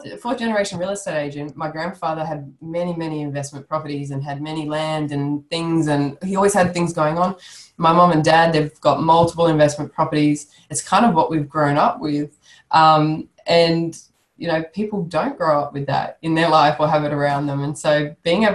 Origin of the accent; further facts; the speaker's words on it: Sydney, New South Wales, Australia; moved away; I'm originally from Sydney, so I knew a lot of people down there, and they knew my family